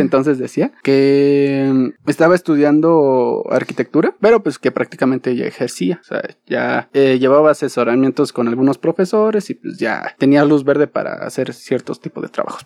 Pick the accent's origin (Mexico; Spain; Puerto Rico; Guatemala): Mexico